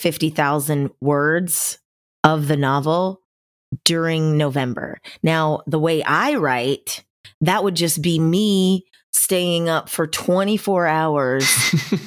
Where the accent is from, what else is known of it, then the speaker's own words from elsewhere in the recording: the South, United States; I'm from the South